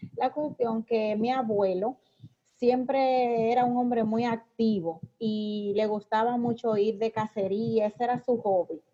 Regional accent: Puerto Plata, Dominican Republic; soy desde Puerto Plata

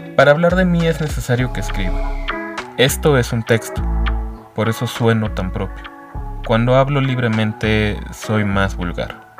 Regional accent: Mexico City, Mexico; Nací en la Ciudad de México y sigo viviendo aquí.

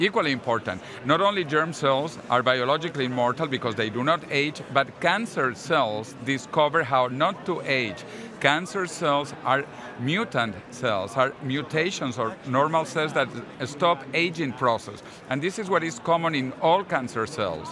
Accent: Venezuela; also born or lived in Massachusetts, United States; now in Madrid, Spain; I was born in Venezuela

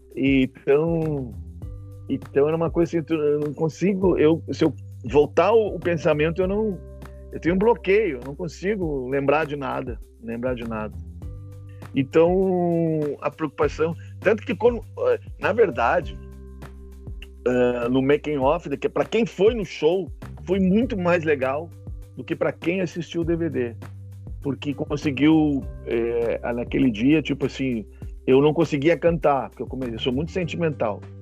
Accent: Rio Grande do Sul, Brazil; nós temos outra língua aqui

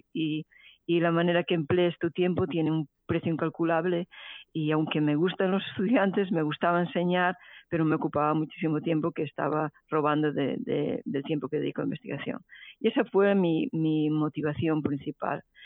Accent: Bretoña, Galicia, Spain; moved away as an adult; also born or lived in Santiago de Compostela / Barcelona / Paris; now in Houston, United States; yo soy originariamente de Galicia, eh, en concreto de Bretoña, que es un pueblo de la provincia de Lugo

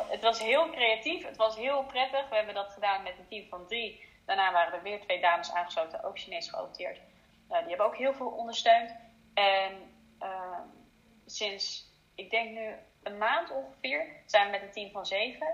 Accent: Netherlands; also born or lived in China; Ik zie mezelf voornamelijk als Nederlander

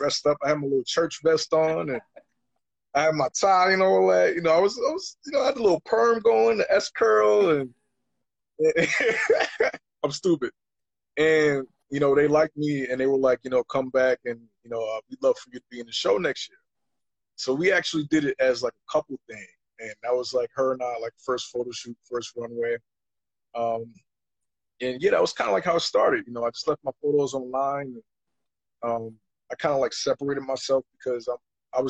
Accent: New York City, New York, United States; I was born and raised in Harlem, New York

